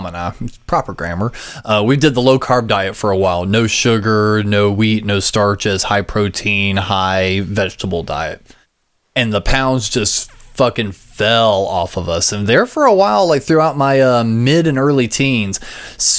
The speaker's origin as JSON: {"language": "English", "town": "Gaffney", "region": "South Carolina", "country": "United States", "tie": "born or raised there", "said": "I grew up in Gaffney, South Carolina"}